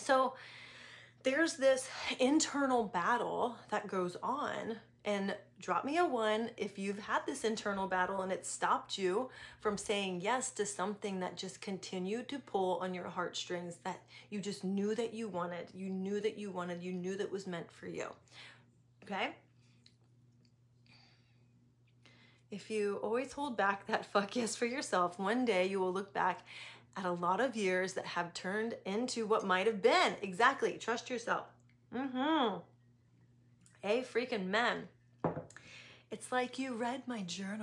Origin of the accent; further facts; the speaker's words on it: East Coast, United States; moved away as an adult; also born or lived in San Diego / Atlanta; I grew up on the East Coast